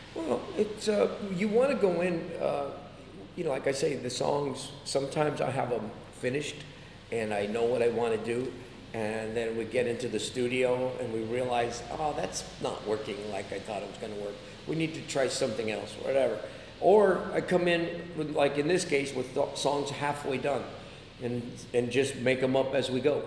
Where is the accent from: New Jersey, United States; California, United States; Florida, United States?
California, United States; San Jose; moved away as an adult; I grew up in, in San Jose, California